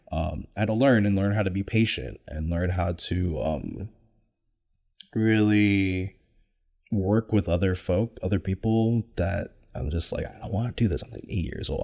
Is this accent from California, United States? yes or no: yes; Folsom, California, United States; I grew up in Sacramento, California, born and raised in the nine one six, specifically Folsom, California